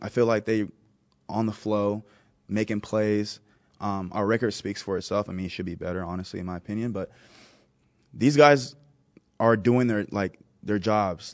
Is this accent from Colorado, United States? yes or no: no; Texas, United States; moved away as an adult; now in Buffalo, United States; I am from Texas, I live in Buffalo